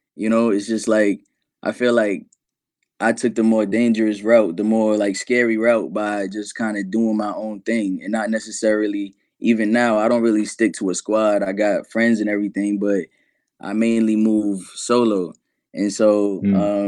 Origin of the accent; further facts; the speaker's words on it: New York City, New York, United States; I'm from New York City